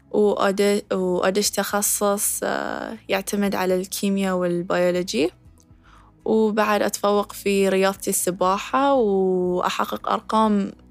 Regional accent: Bahrain; أكون إن هاي شرف لي أكون حاملة علم ديرتي البحرين في أكبر محفل رياضي على الإطلاق

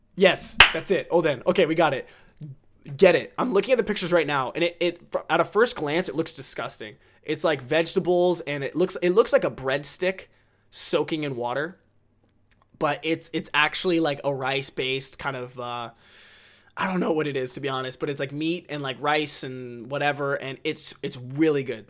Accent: United States; I'm American

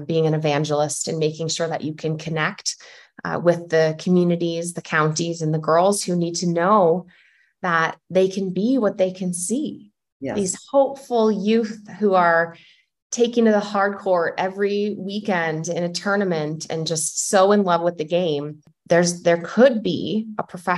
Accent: Illinois, United States; I'm from Illinois

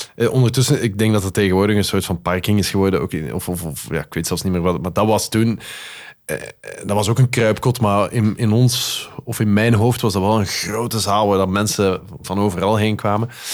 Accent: Flanders, Belgium; accent: Flemish; also born or lived in Netherlands; ik wel degelijk heel mijn leven, of zo goed als heel mijn leven in België gewoond heb

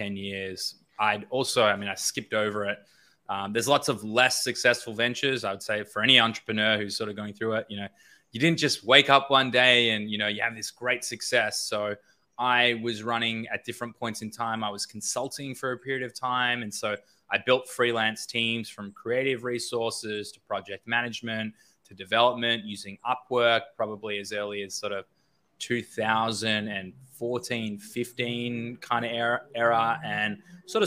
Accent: Australia; moved away as an adult; also born or lived in Los Angeles; I grew up in Australia. I was there until about 2016, 17.

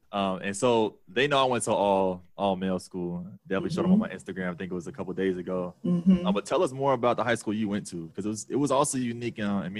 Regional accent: Cincinnati, Ohio, United States; I know, especially growing up in Cincinnati, that the diversity, particularly around socioeconomics, is extremely high

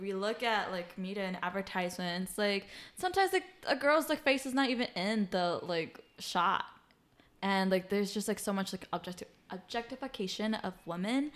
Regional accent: United States; being Hmong American, like, with, like, my Hmong family

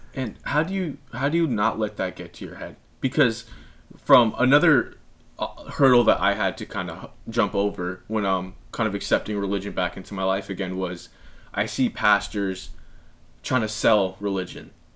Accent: El Segundo, California, United States; growing up in El Segundo in the South Bay

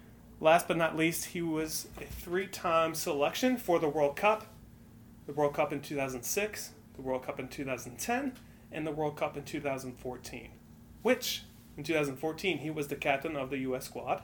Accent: Michigan, United States; moved away as an adult; also born or lived in Greenville; I grew up in Michigan, actually, so I did not grow up in the South. But I moved to Greenville for college.

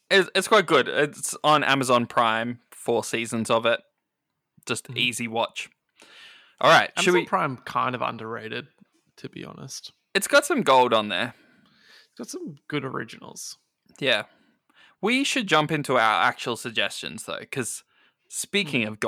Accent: Australia; As an Australian

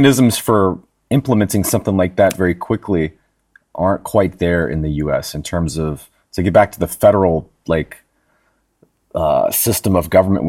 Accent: United States; being an American

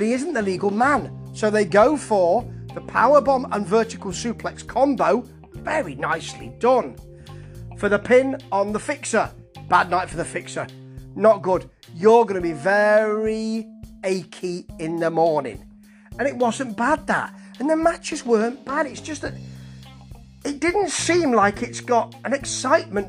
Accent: England, United Kingdom; Being an English gentleman

